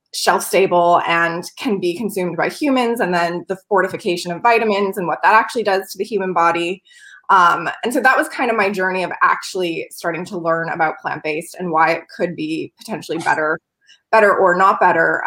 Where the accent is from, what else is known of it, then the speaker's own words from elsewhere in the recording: New York, United States; moved away as an adult; also born or lived in Los Angeles; i grew up on a dairy farm in a dairy town in the middle of nowhere in new york state